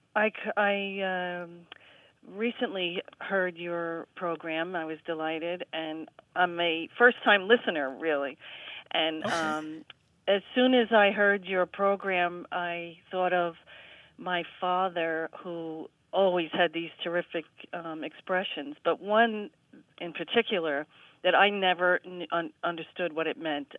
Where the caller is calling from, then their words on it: Spring Valley, New York, United States; I am calling from Spring Valley, New York